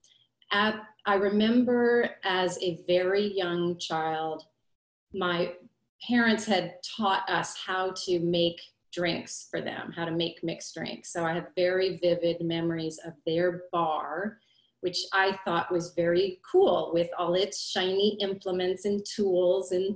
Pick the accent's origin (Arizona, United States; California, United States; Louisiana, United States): Louisiana, United States; New Orleans; I was born and raised in New Orleans, Louisiana